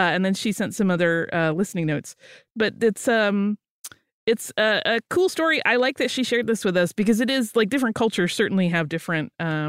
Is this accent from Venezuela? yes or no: no; New Zealand; I am from New Zealand.